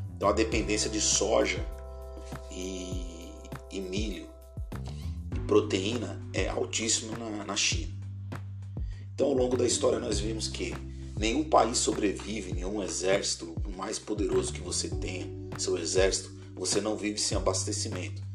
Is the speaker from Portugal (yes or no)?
no; Brazil